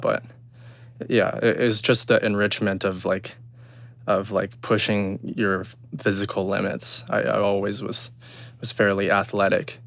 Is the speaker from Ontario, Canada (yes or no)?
no; Kelowna, British Columbia, Canada; also born or lived in Burnaby, British Columbia; I moved into Kelowna, um, as a, as an older child